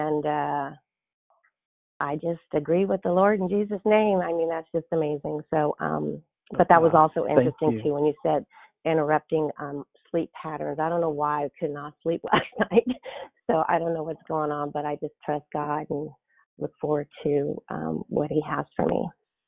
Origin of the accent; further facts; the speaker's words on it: California, United States; I grew up in the San Francisco Bay Area, and as a child, Pierre was always someone cool.